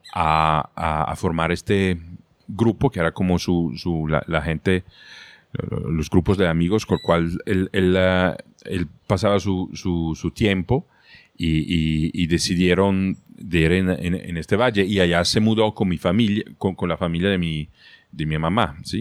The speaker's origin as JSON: {"language": "Spanish", "town": "Trento", "region": "Trentino-Alto Adige", "country": "Italy", "tie": "born or raised there", "also_born_or_lived": "United States / Medellín, Colombia", "second_language": "Spanish", "moved": "as an adult", "said": "yo nací en Trento, que es una pequeña ciudad en el norte de Italia"}